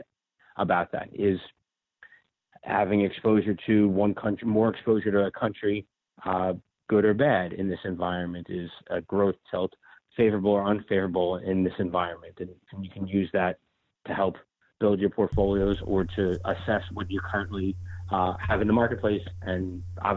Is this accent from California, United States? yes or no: no; New York, United States; now in Michigan, United States; growing up in New York and then moving to Michigan